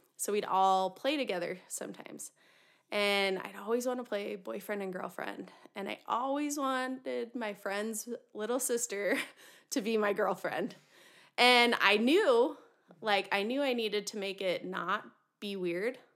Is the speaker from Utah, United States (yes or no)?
yes; Utah, United States; I was born and raised in Utah